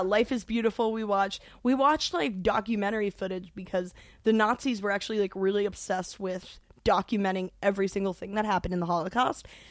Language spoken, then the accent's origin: English; New York, United States; growing up in New York